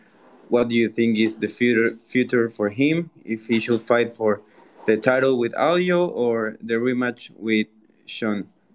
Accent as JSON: {"language": "English", "country": "Ecuador", "said": "I'm from Ecuador"}